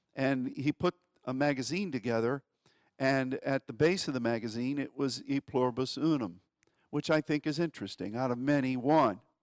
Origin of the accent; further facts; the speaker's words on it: United States; as an American